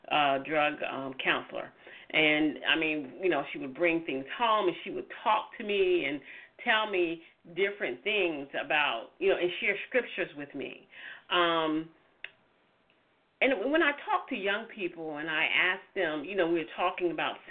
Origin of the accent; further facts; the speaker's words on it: the South, United States; you hear my voice, I'm from the South, and the church was in the middle of our community